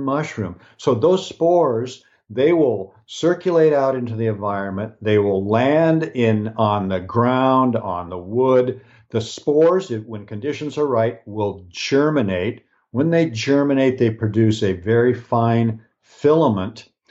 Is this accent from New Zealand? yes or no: no; Pacific Northwest, United States; I was born in the Pacific Northwest, so I was born in an area that has lots of rain.